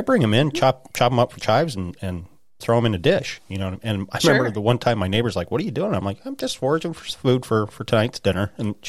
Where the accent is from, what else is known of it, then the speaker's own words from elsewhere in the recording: Idaho, United States; now in Pennsylvania, United States; I've been in the woods since I was a little kid, you know, growing up in Idaho and moving out here.